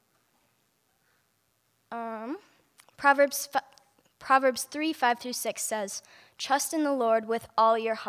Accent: Denton, Montana, United States; I'm from Denton, Montana. I was blessed to be raised in a Christian home

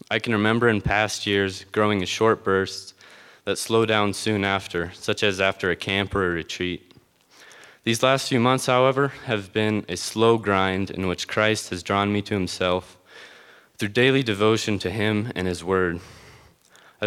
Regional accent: Conrad, Montana, United States; I was born and raised in Conrad, Montana.

